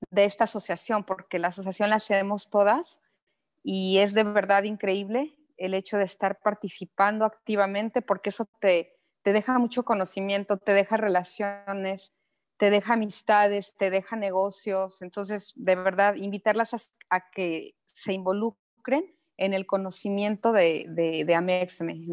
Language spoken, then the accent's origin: Spanish; Mexico City, Mexico; now in Quintana Roo, Mexico; De la Ciudad de México. Llegué aquí hace también 25 mm, años más o menos.